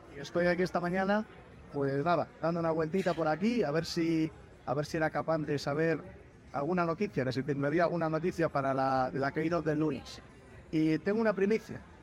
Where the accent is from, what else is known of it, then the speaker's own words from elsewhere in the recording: Albacete, Castilla-La Mancha, Spain; soy natural de Albacete